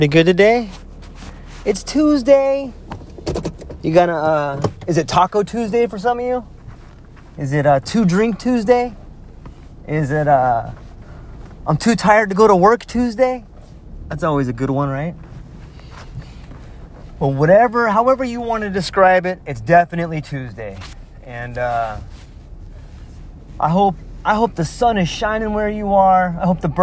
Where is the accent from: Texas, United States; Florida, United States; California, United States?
California, United States; Southern; accent: California; moved away as an adult; also born or lived in Mexico / Hawaii; I grew up in California, Southern California